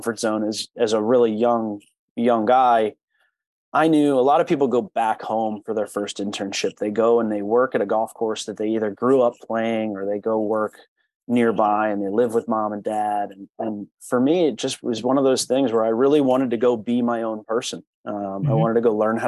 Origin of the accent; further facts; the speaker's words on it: northeastern Pennsylvania, United States; my hometown in northeastern Pennsylvania